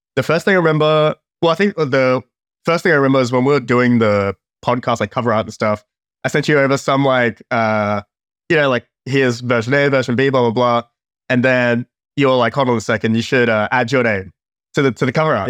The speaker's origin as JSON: {"language": "English", "country": "Australia", "said": "I'm from Australia"}